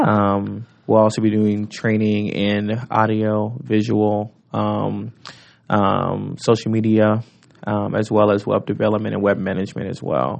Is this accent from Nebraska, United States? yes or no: yes; Omaha, Nebraska, United States; I was born and raised in North Omaha